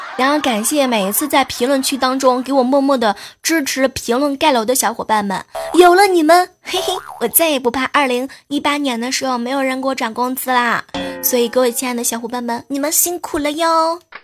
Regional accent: northern China, China; 都知道我是北方人嘛

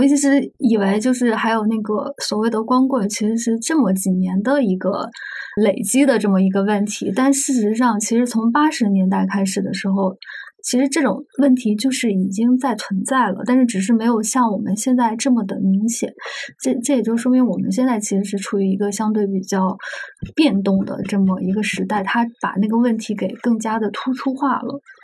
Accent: Anhui, China; 虽然我是安徽人，但是我们那个地方是挨着徐州

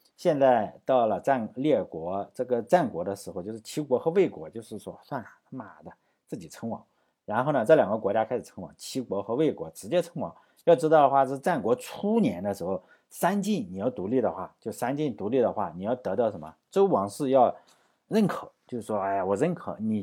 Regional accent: Laiwu, Shandong, China; 因为我老家在这里嘛，我去过好多地方的齐长城，就是在山东境内

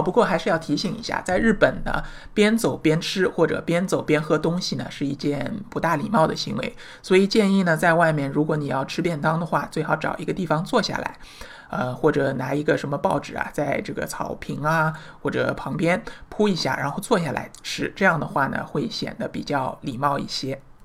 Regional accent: China; 我们中国人

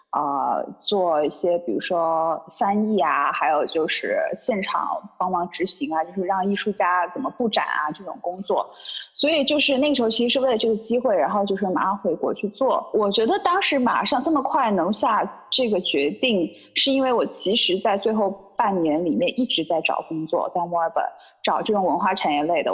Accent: Sichuan, China; also born or lived in Shenzhen / Guangzhou / Melbourne; now in Chengdu, China; 虽然我不是成都人，但我是四川的

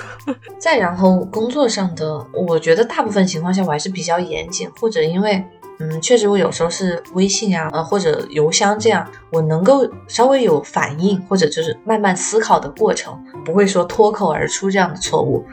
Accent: China; now in United States; 我是中国人，我，我英语不是母语

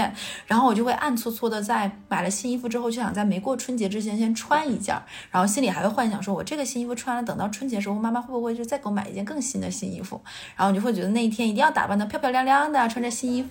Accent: Northeast China, China; 一天，尤其是我们东北人，对。

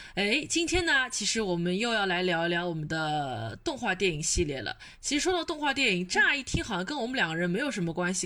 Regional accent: Shanghai, China; 我是一个土生土嗯。长的一个上海小孩儿

